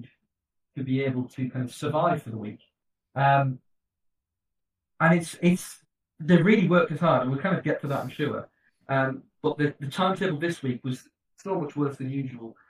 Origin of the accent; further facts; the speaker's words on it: England, United Kingdom; being English